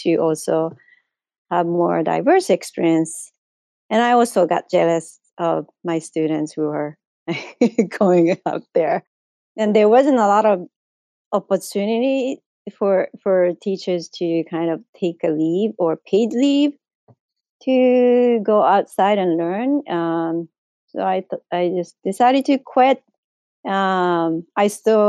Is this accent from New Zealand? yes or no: no; Japan; English is a second language; moved away as an adult; I am originally from Japan. I was born and grew up there